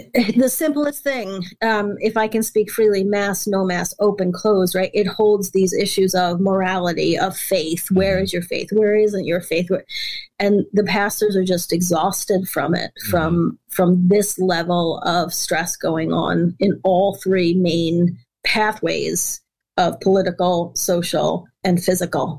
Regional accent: New York, United States; also born or lived in West Africa; I'm from New York

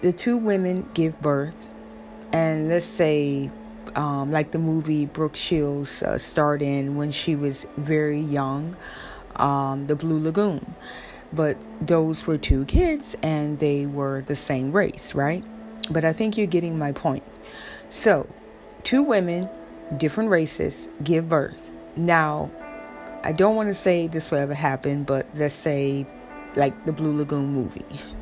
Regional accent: Jacksonville, Florida, United States; I am from the South, but I am from Florida. And Jacksonville, Florida, where I'm from

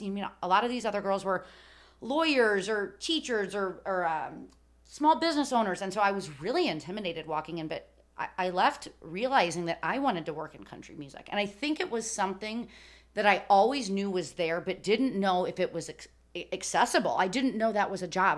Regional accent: Chicago, Illinois, United States; growing up in Chicago

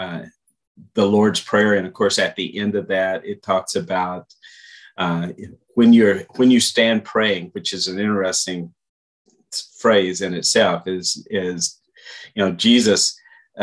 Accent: Portland, Texas, United States; So I grew up in Portland, so the shorter one was always exciting to go from Ranzas Pass over to Port

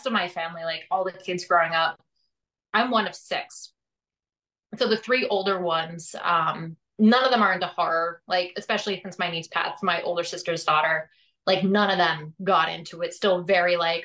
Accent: Scranton, Pennsylvania, United States; moved away; also born or lived in Pittsburgh, Pennsylvania; I'm from Scranton

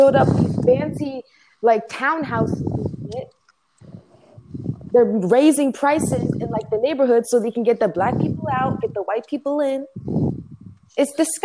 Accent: United States; I'm American, you know, unfortunately born and raised

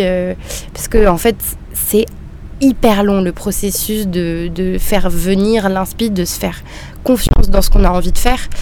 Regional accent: Marseille, Provence-Alpes-Côte d'Azur, France; moved away as an adult; now in Paris, France; je suis de Marseille à la base et euh, je suis partie à Paris

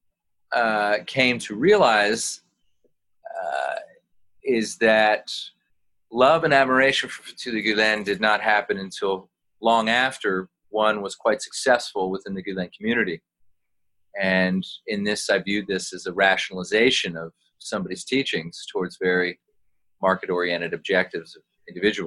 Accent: United States; me as an American non-Muslim

